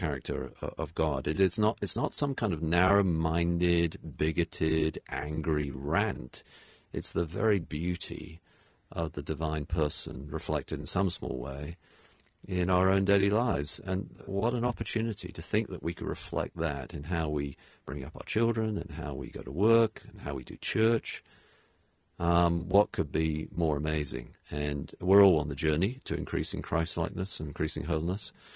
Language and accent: English; United Kingdom; also born or lived in New England; now in United States; I'm British